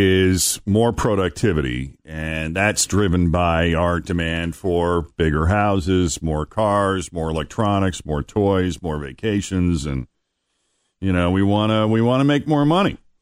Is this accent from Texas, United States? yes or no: no; Massachusetts, United States; moved away as an adult; also born or lived in Florida / California; now in Ohio, United States; my home state of Massachusetts